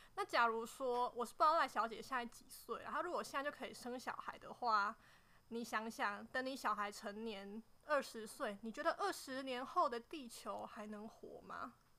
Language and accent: Chinese; Nantou County, Taiwan; 我是来自南投的